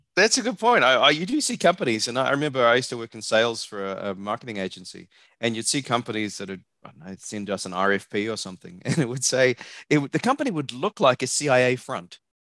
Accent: New Zealand; also born or lived in Australia / Hong Kong / New Jersey; now in Austin, Texas, United States; if you can tell by my accent, I'm not from around here. I'm a New Zealander.

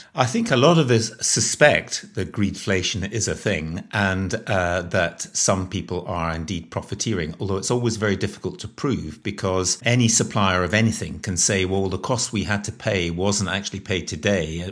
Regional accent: Scotland, United Kingdom; moved away; also born or lived in Northern Ireland; I'm Scottish, And I spent a lot of time living in Northern Ireland

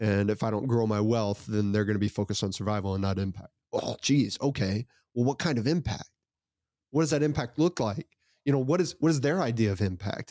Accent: United States; I was born in the United States of America

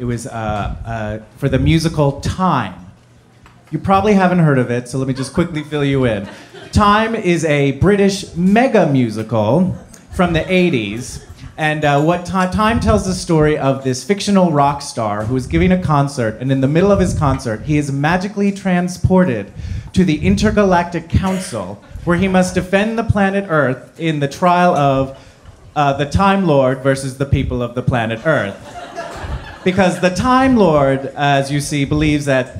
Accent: New Jersey, United States; I was from New Jersey

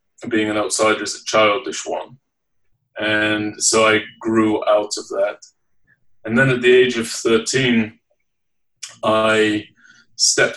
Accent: Leeds, Yorkshire and the Humber, United Kingdom; I was born and raised in the United Kingdom. I'm from the city of Leeds in the northeast

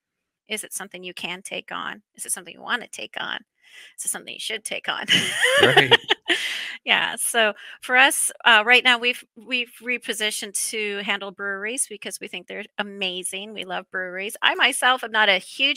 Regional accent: Canada; As a Canadian

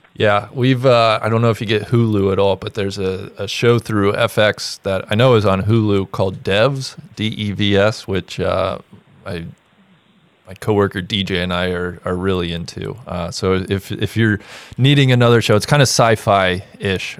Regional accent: Cincinnati, Ohio, United States; I grew up in Cincinnati, Ohio

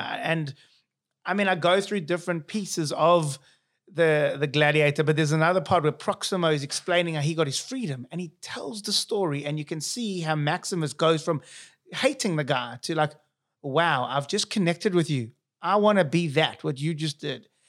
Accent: South Africa; accent: South African; moved away; here's my accent, South African.

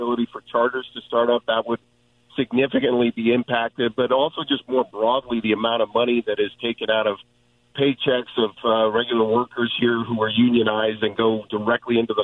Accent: Northeast, United States; moved away as an adult; now in California, United States; as someone who didn't grow up out here, I grew up in the Northeast

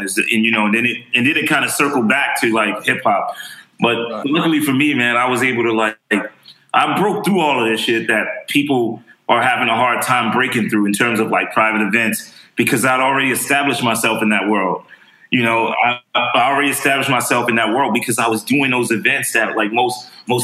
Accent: New York City, New York, United States; also born or lived in Harlem; I lived my formative years in the Bronx when they started making music

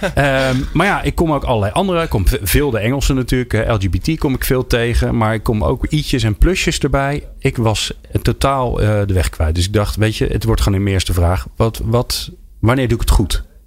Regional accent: Netherlands; we Nederlanders

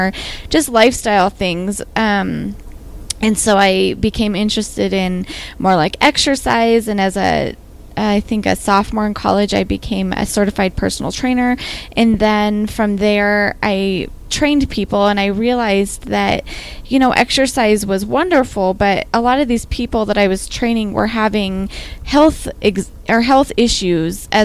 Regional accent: Western Nebraska, United States; So I grew up in Western Nebraska, which is a place that's not super into wellness.

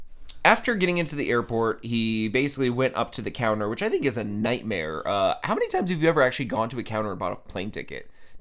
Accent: Vermont, United States

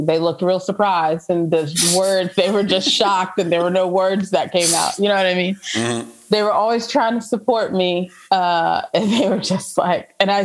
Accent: Atlanta, Georgia, United States; moved away as an adult; also born or lived in Boone, North Carolina; now in Nashville, United States; growing up in Atlanta, I live in Nashville now.

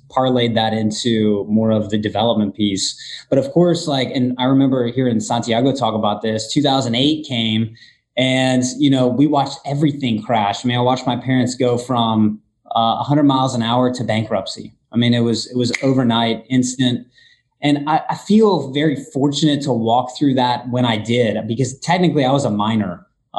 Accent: Northwest Florida, United States; I was born and raised in Northwest Florida

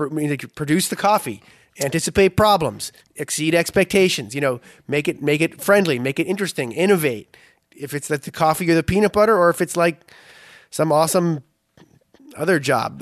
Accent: Boston, Massachusetts, United States; moved away as an adult; also born or lived in Philadelphia; I grew up in Boston

